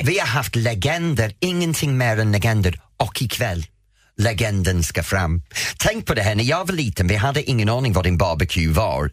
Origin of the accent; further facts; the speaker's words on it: Edenfield, North West England, United Kingdom; now in Sweden; jag växte upp i Edensfield